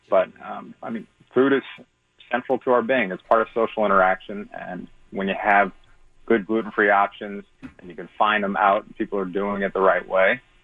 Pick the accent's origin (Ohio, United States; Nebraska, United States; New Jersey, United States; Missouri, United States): Missouri, United States; St. Louis; I'm from St. Louis. I'm actually in Florida right